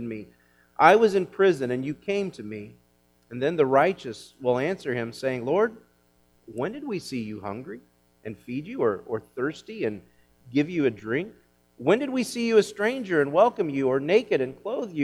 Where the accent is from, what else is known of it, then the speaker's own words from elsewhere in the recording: Kansas, United States; growing up in Kansas, as I did